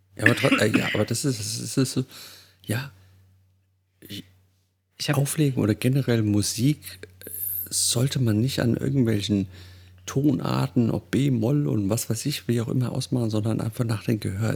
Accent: Hesse, Germany; ich komme aus Hesse

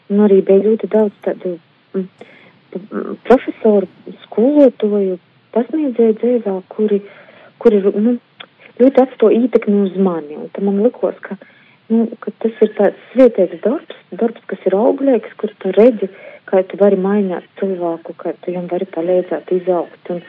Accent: Sakstagals, Latgale, Latvia; bet jā, es esmu no Latgaļas. Un es esmu uh, no, no, no Sakstagala, kas ir starp Viļānim un Rēzekni.

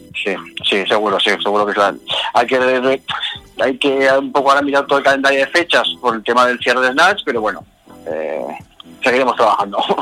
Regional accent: Zaragoza, Aragon, Spain

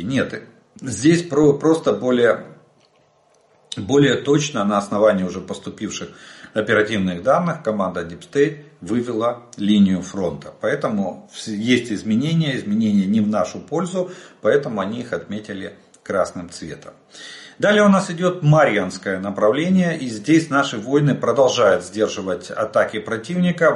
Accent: Ukraine; мы из Украины

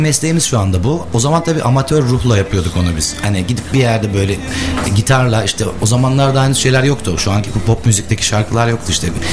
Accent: Istanbul, Turkey; moved away as an adult; also born or lived in Gemlik; now in Bursa, Turkey; İlk orta lise, üniversite hayatım hep İstanbul'da geçti

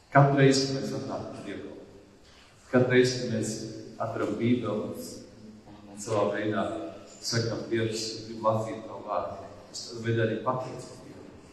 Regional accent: Latvia; mēs vispirms esam ticīgi, un tad mēs esam latvieši

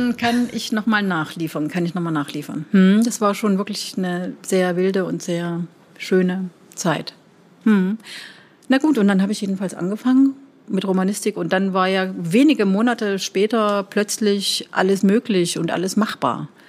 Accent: East Germany, Germany; moved away as an adult; also born or lived in Leipzig / Siena / Antwerp / Brussels; Als echter Ossi

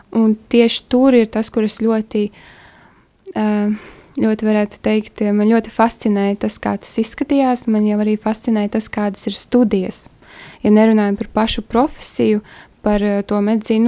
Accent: Kuldīga, Kurzeme, Latvia; moved away as an adult; now in Riga, Latvia; es nāku no Kuldīgas, mazas pilsētas, un tad es iebraucu Rīgā

